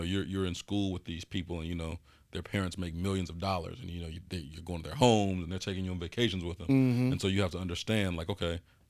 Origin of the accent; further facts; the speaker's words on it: Chicago, Illinois, United States; I grew up in 3120 West Madison. He was in 3054 West Madison. If you've seen the movie Hoop Dreams, Marshall High School was across the street from where we grew up. So, I mean, that's like right in the heart of the west side of Chicago.